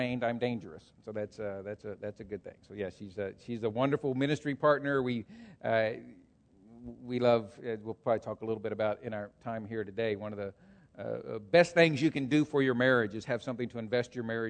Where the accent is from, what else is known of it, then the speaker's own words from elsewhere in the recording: Texas, United States; moved away as an adult; now in Hamilton County, United States; I grew up in Texas. My dad was a farmer.